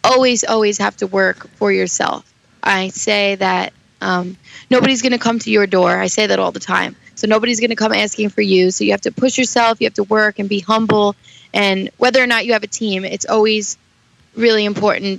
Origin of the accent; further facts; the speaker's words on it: New York City, New York, United States; I was born and raised in Staten Island, New York